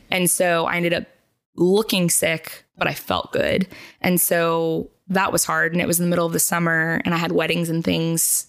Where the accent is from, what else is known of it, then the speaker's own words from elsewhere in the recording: Charlotte, North Carolina, United States; also born or lived in Tennessee; I grew up here in Charlotte